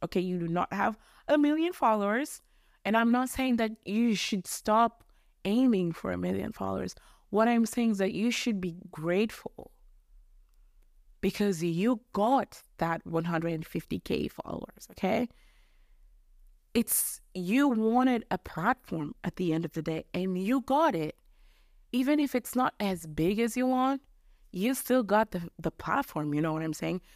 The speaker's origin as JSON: {"language": "English", "country": "Mozambique", "accent": "mixture of English, American, Australian, Mozambican", "second_language": "English", "said": "Mozambique is where I'm from"}